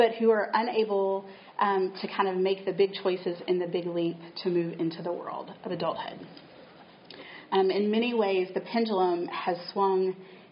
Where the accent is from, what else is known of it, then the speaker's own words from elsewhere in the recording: Chattanooga, Tennessee, United States; moved away as an adult; now in Southborough, United States; I'm a Tennessee native. I grew up in Chattanooga